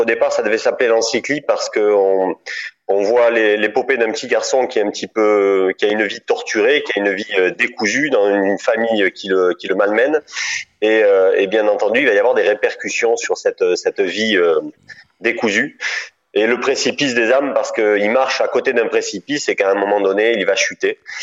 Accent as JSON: {"language": "French", "town": "Draguignan", "region": "Provence-Alpes-Côte d'Azur", "country": "France", "tie": "born or raised there", "also_born_or_lived": "Nice / Paris / Dordogne", "accent": "accent du sud", "moved": "as an adult", "said": "je viens de Draguignan en fait. Euh, à la base, je suis de, tu vois, pas loin de, de Nice. Je, je, viens de Draguignan. J'ai fait mes études à Nice et je suis né à Draguignan dans une petite ville du Var"}